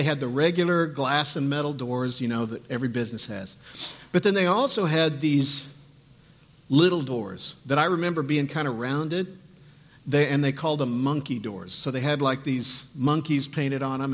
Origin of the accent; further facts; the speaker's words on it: St. Joseph, United States; when I was a kid, I grew up in St. Joe